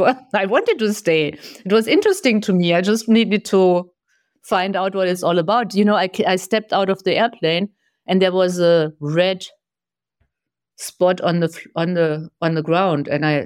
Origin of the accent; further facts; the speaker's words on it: Germany; moved away as an adult; also born or lived in Taiwan; now in United States; So before I lived in Germany. So I grew up in Germany. Very orderly.